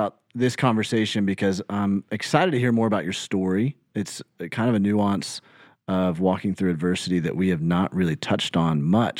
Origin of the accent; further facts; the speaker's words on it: Birmingham, Alabama, United States; No, I grew up in Birmingham and went and graduated from Tuscaloosa County High School. We moved to Tuscaloosa right before my senior year of high school.